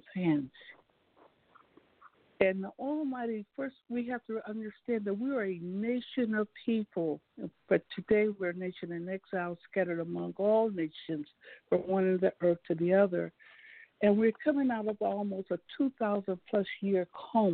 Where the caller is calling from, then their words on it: St. Louis, Missouri, United States; I'm calling from St. Louis, Missouri